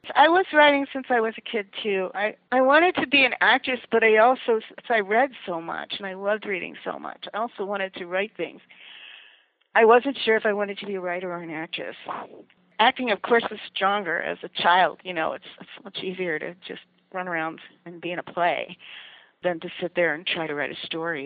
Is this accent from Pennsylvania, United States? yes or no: yes; Allentown, Pennsylvania, United States; I grew up in Allentown, Pennsylvania